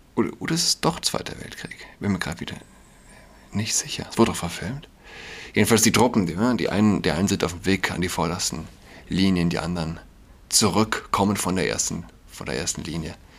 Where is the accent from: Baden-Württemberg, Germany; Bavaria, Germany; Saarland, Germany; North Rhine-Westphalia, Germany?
Saarland, Germany; Verdun ist nicht weit von meiner Heimat, dem Saarland.